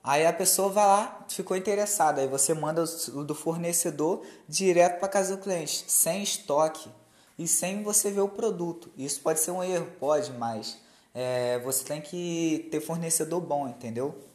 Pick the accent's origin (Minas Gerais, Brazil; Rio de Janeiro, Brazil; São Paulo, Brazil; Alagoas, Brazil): Rio de Janeiro, Brazil; Campos; born there; also born or lived in Rio das Ostras; now in Macaé, Brazil; Eu nasci lá em São Francisco, lá em Campos, tá ligado? Na roça. Aí eu fui para Rio das Ostras, fiquei um pouco lá, aí não deu certo, aí acabou que eu parei aqui em Macaé.